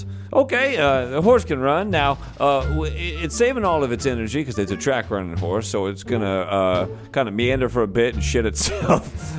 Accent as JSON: {"language": "English", "country": "United Kingdom", "said": "Listen, we're both from Britain."}